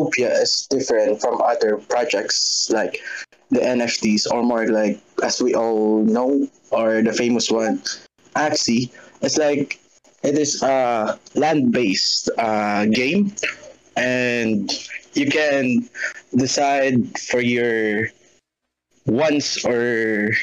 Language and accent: English; Philippines; I'm from Philippines